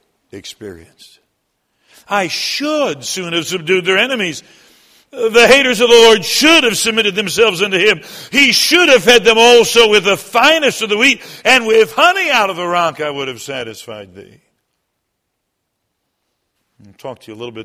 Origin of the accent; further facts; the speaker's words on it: Michigan, United States; moved away as an adult; also born or lived in South Carolina; now in Menomonee Falls, United States; I'm from Michigan. I was born in South Carolina, but I lived in Michigan most of my life